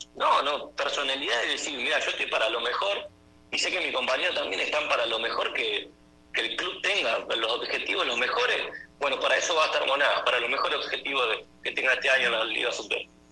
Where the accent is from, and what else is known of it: Argentina; moved away as an adult; now in Venezuela